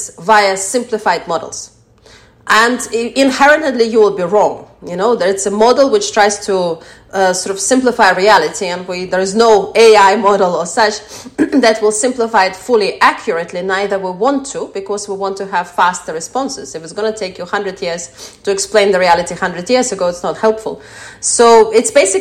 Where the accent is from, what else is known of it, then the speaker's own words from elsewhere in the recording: Latvia; I'm from Latvia